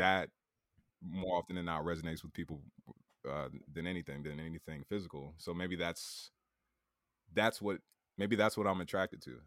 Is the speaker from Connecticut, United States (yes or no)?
yes; Bridgeport, Connecticut, United States; moved away as an adult; now in New York, United States; Bridgeport, Connecticut